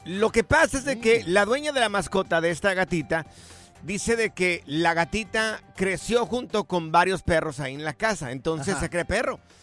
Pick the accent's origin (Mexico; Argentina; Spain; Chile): Mexico; Jalisco; yo soy del estado de Jalisco